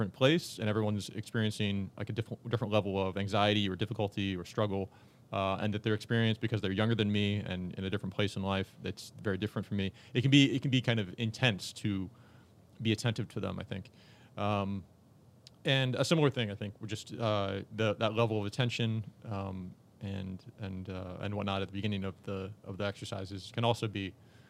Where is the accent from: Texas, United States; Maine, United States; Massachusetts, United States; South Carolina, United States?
Texas, United States; Tyler; I'm from Tyler, Texas.